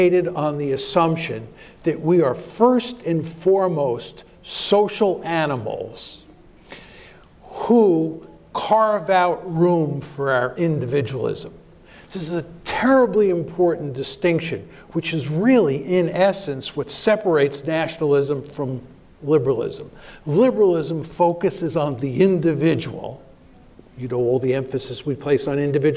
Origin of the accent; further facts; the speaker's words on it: United States; I was born in the United States of America